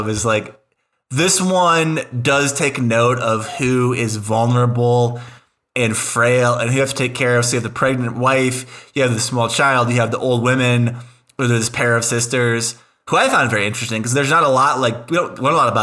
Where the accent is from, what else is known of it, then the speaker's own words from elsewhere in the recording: United States; as an American